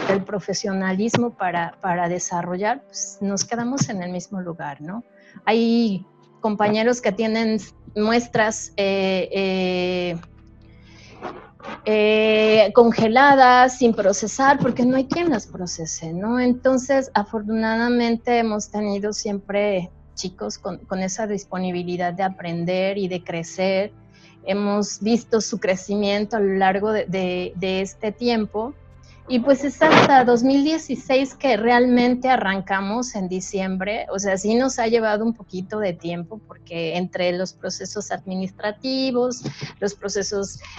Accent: Mexico; hay, estudios que nos dicen que a pesar de, que todos somos mexicanos, cada, cada eh, zona geográfica tiene sus características ambientales

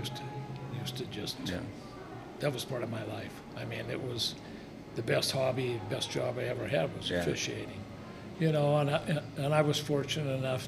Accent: Butte, Montana, United States; I was a West Side kid. Yeah. I grew up on Silver and Jackson

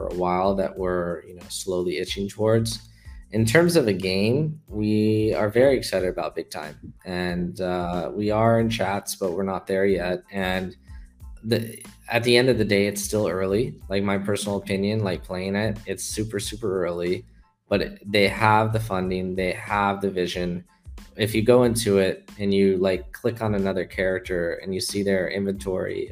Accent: California, United States; moved away as an adult; now in Hong Kong; I'm from California.

